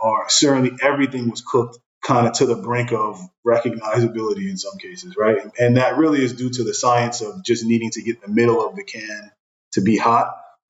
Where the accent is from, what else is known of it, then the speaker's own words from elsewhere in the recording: Brooklyn, New York, United States; I grew up in Brooklyn